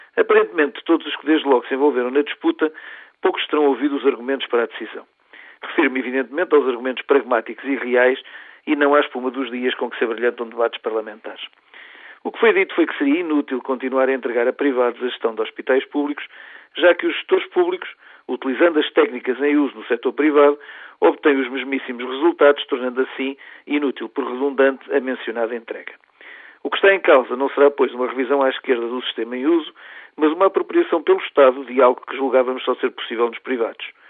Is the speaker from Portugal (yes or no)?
yes; Portugal; como portugueses